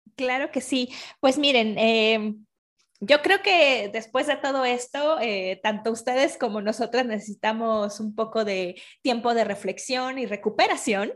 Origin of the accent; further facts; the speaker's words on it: Mexico; yo soy mexicana